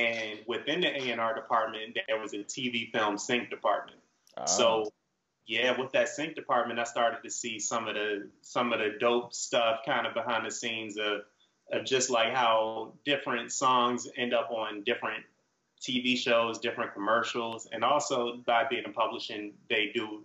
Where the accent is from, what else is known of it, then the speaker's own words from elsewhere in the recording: Richmond, Virginia, United States; I'm from Richmond, Virginia. That's down south